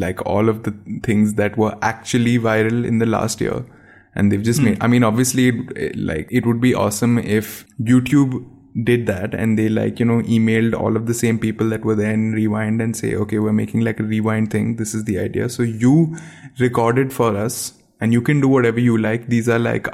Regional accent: India; I'm an Indian

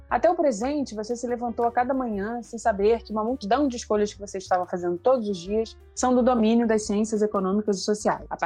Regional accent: Rio de Janeiro, Brazil; É, bom, eu sou carioca da Vila da Penha, é, sou professora de sociologia, formada pela UFRJ

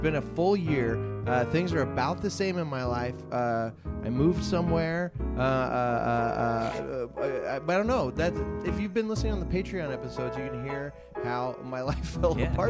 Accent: East Coast, United States; moved away; I'm from the East Coast

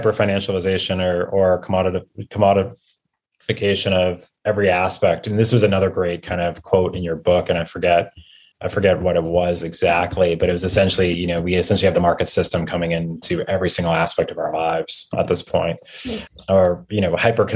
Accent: United States; I'm American

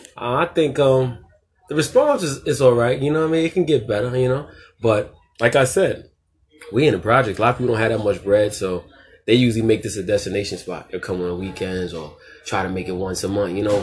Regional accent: New York City, New York, United States; we're from Queensbridge, but our restaurant's in Ravenswood

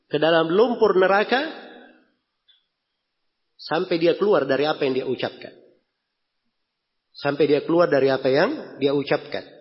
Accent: Makassar, South Sulawesi, Indonesia; Kalau kita orang Makassar di sini dibilang Al-Makassari pakai I di belakangnya artinya orang Makassar.

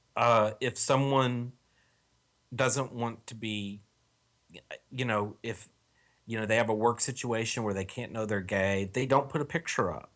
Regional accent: Texas, United States; moved away; I'm from Texas originally

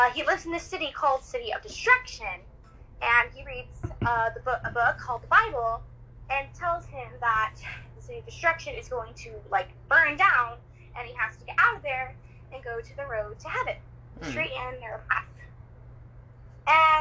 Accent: Hoopa, California, United States; I am from California, Hoopa

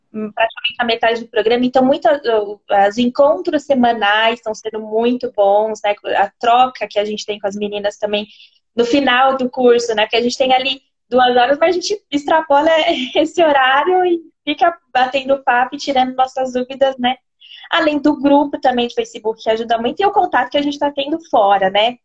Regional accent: São Paulo, Brazil; moved away as an adult; also born or lived in Jundiaí; now in Sorocaba, Brazil; Eu sou de São Paulo, estava em Jundiaí, aí eu me mudei para Sorocaba

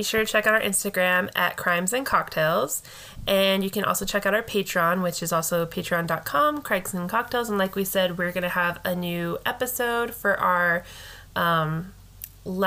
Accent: United States; as an American

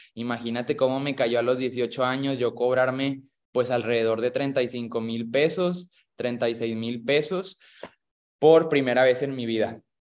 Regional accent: Monclova, Coahuila, Mexico; Yo soy de Monclova, Coahuila

